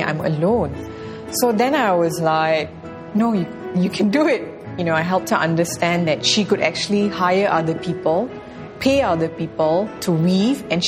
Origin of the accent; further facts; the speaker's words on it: Malaysia; moved away as an adult; as a Malaysian